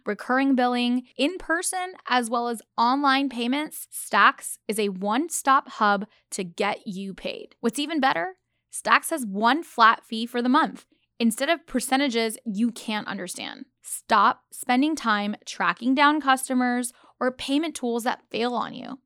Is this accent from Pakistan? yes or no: yes; Pakistan; I'm Pakistani